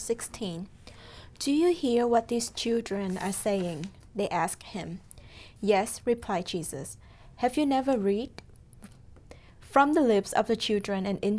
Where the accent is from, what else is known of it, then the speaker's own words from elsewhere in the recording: Vietnam; moved away; I'm from Vietnam